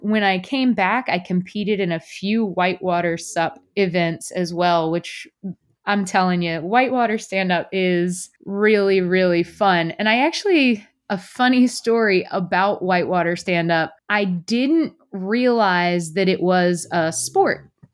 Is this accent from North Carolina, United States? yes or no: yes; Fayetteville, North Carolina, United States; moved away as an adult; also born or lived in Wilmington, North Carolina; I actually tell everybody I'm from Wilmington, but I'm from about two hours inland in a place called Fayetteville, North Carolina, which is more similar to where I'll be living now. Um, I grew up kind of playing in lakes and rivers